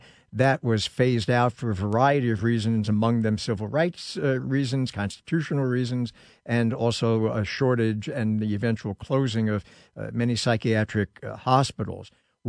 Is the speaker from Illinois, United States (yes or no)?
no; New York City, New York, United States; now in Los Angeles, United States; when I was growing up in New York City